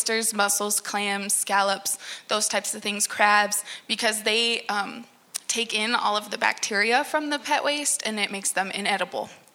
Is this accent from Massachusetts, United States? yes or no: no; Pittsburgh, Pennsylvania, United States; moved away; I'm actually from Pennsylvania, around Pittsburgh